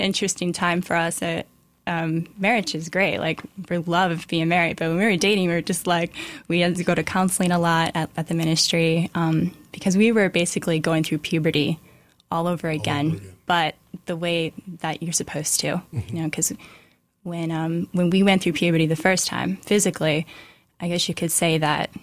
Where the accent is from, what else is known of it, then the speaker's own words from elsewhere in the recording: Iowa, United States; moved away as an adult; now in New York, United States; I'm actually from Iowa.